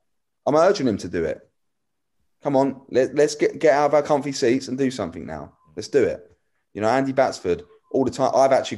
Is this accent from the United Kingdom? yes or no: yes; Hastings, South East England, United Kingdom; I wasn't born in Hastings, but I moved here when I was 9. This is my hometown